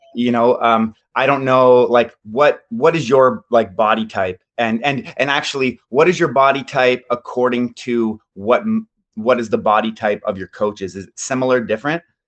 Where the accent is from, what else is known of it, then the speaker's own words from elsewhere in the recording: London, Ontario, Canada; also born or lived in South Korea; I'm from London, Ontario, Canada